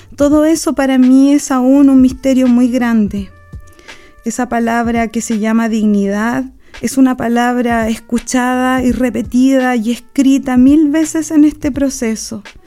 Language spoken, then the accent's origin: Spanish; Chile; Nací en la Sol de Septiembre, en la población Sol de Septiembre